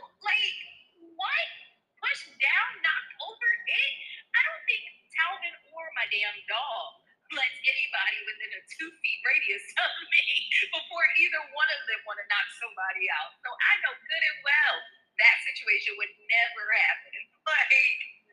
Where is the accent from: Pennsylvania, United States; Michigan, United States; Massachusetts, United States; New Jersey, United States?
New Jersey, United States; I'm from Jersey